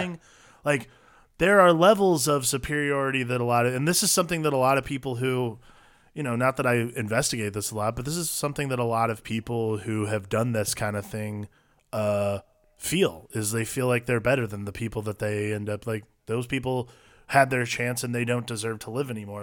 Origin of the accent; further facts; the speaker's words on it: Ohio, United States; moved away; growing up in Ohio